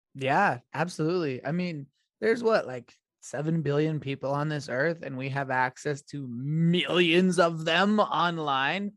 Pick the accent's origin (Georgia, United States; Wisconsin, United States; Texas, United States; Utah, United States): Utah, United States; Blanding; I have a co native of my hometown on the show. Shout out to B Town.